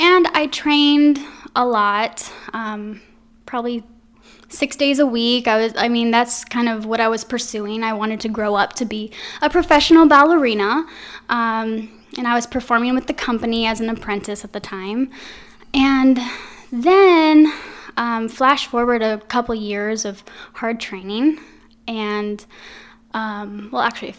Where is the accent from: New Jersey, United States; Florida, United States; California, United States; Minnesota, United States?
California, United States; Anaheim; now in Quad Cities, United States; originally, I'm from Anaheim, California.